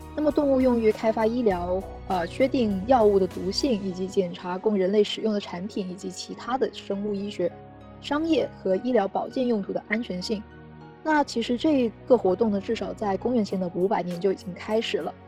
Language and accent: Chinese; China; 我们中国人